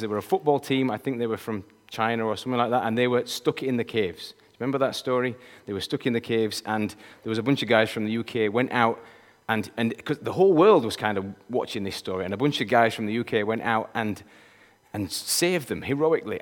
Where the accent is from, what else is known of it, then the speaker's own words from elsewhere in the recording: Yorkshire and the Humber, United Kingdom; I'm a Yorkshireman. And I gotta tell you, people from Yorkshire, we think like nobody